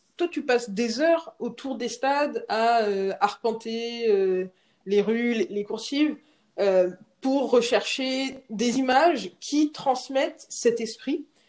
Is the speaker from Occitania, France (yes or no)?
no; Rennes, Brittany, France; Moi, je suis de Rennes